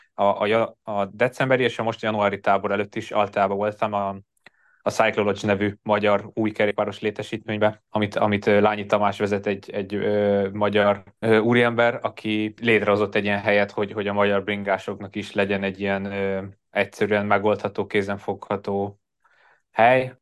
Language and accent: Hungarian; Hungary; moved away as an adult; now in Andorra; a karácsony természetesen otthon, Magyarországon töltöttem